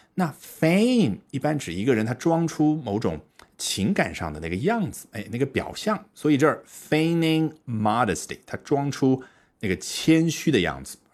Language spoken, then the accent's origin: Chinese; China; 我们中国人